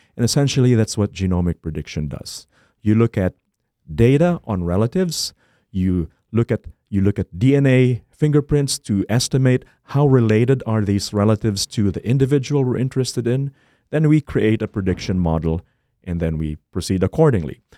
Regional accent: Philippines; moved away as an adult; now in Minnesota, United States; I was born and raised in the Philippines

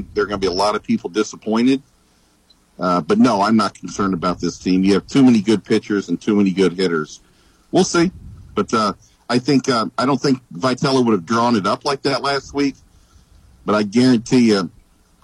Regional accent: Kansas City, United States; I'm from Kansas City

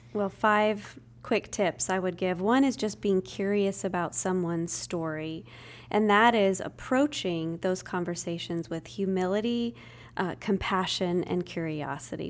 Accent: Spokane, Washington, United States; moved away as an adult; now in Tennessee, United States; I was born and raised in the Northwest, Spokane, Washington, but I've been here in Tennessee for about twenty years

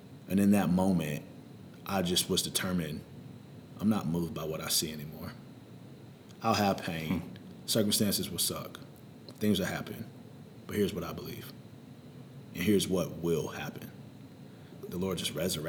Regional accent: High Point, North Carolina, United States; also born or lived in Winston-Salem, North Carolina; my mom had just remarried, so we moved from Winston-Salem to High Point

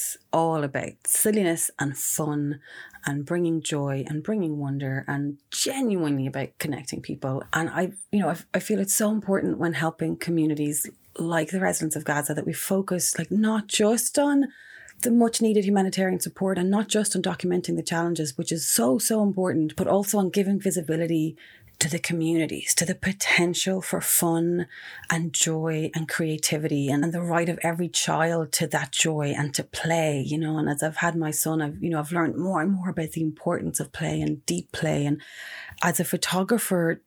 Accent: Ireland; also born or lived in Mexico; around the age of 6 or 7 or so, we returned to Ireland when my parents split up

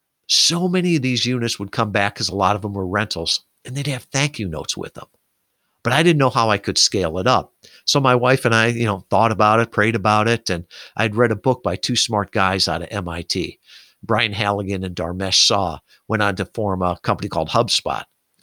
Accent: Midwest, United States; So here I am. I grew up in the Midwest, great family, all the rest

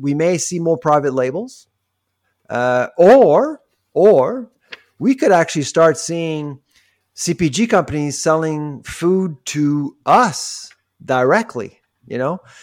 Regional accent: Quebec, Canada; I grew up in Quebec when I was a kid

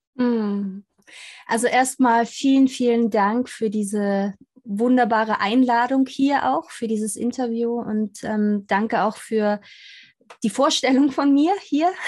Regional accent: Austria; ich bin in Österreich groß geworden

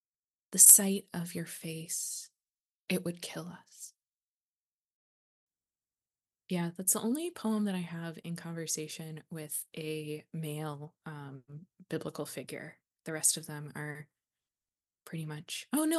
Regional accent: the South, United States; moved away as an adult; And so I think growing up in the South, we see those contradictions all the time, everywhere. And part of, I've realized in my, like, I've spent now 18 years living outside of the South.

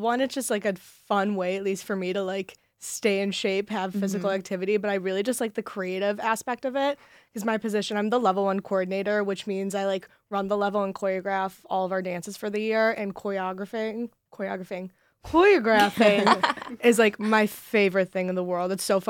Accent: Clinton Township, Michigan, United States; I am a junior majoring in advertising management and psychology, and I'm from Clinton Township, Michigan.

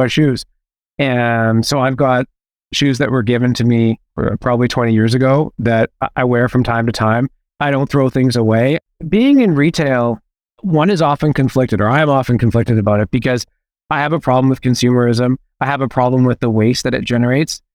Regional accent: Vancouver, British Columbia, Canada; also born or lived in Hamilton, Ontario; Well, I was born in Hamilton, and then my mom and I moved to Vancouver when I was three. So I claim Vancouver.

